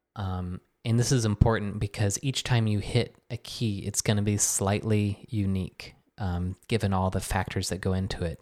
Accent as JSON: {"language": "English", "region": "Michigan", "country": "United States", "tie": "born or raised there", "also_born_or_lived": "New York", "moved": "as an adult", "lives_now": "Philadelphia, United States", "said": "at my house growing up in Michigan"}